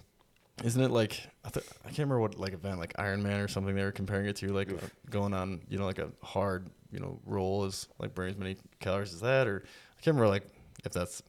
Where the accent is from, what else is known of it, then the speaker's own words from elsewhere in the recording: Whitehall, Montana, United States; We're both from Whitehall, Montana.